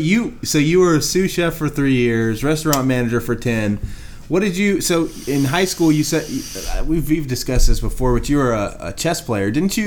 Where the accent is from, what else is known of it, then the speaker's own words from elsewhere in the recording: Kansas, United States; we're from Kansas